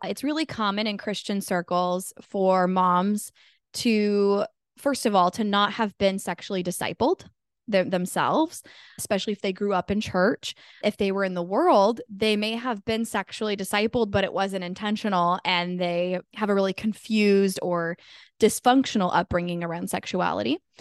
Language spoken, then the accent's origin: English; Sacramento, California, United States; I'm from Sacramento, California